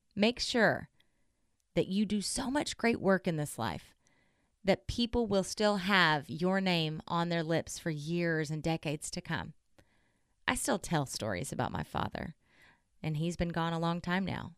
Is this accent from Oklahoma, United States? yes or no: yes; Southern Oklahoma, United States; I'm from Southern Oklahoma. I grew up in a Southern Baptist church